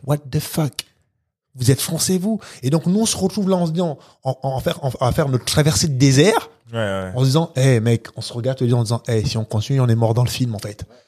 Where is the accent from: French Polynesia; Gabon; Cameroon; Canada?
Gabon; now in France; Moi, je suis né au Gabon, d'un pays qui fait moins de 2 millions d'habitants.